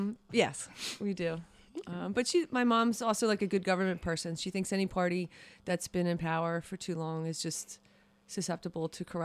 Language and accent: English; Broomall, Pennsylvania, United States; So I grew up in Broomall.